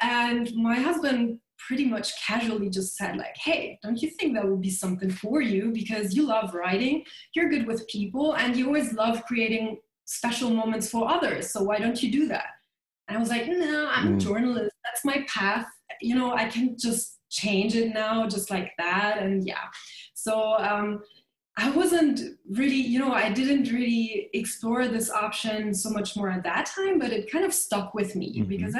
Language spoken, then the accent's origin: English; Germany; English is a second language; moved away as an adult; now in Paris, France; I was born and grew up in Germany most of the time.